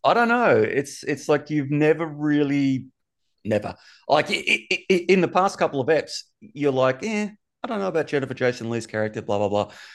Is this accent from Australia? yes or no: yes; Australia; I'm from Australia